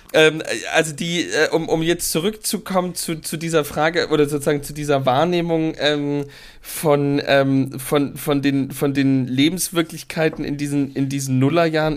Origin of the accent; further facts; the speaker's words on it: East Germany, Germany; als Ossi-Kind